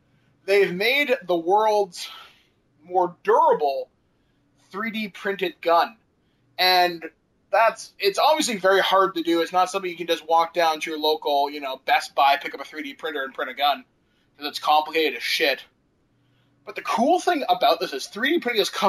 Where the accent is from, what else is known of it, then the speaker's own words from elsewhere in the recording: Canada; I'm Canadian